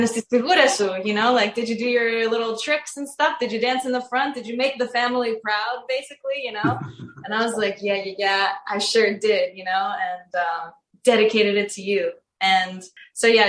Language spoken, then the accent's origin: English; New Jersey, United States; also born or lived in Crete, Greece; So I was born in New Jersey.